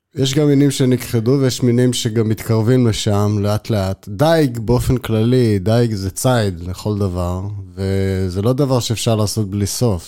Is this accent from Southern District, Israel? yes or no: no; Haifa, Haifa District, Israel; אני חיפאי במקור, ותמיד הים היה בשבילנו, כבר בילדות היה בשבילנו מקום שהיינו הולכים אליו המון